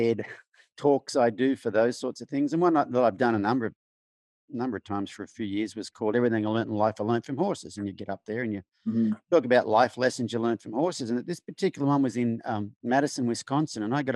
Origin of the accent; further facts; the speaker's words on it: Australia; accent: Australian; moved away as an adult; now in United States; growing up in Australia, male in rural Australia